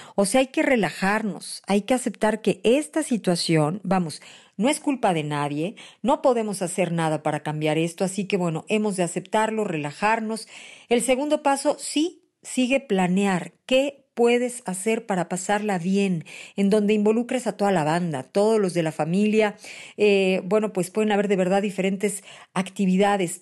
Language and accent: Spanish; Mexico; los mexicanos, sí, somos